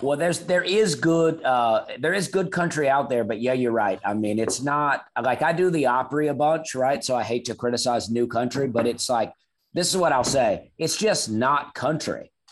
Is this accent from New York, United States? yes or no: no; Opelika, Alabama, United States; I was born in Alabama, a town called Opelika, Alabama